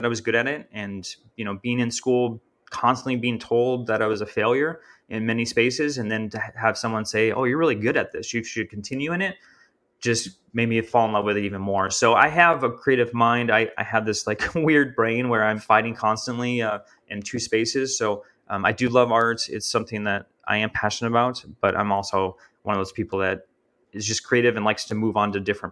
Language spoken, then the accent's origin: English; Minnesota, United States; moved away as an adult; now in Texas, United States; I grew up in Minnesota. So, you know, that's 17 years of growing up in my life, living in that space.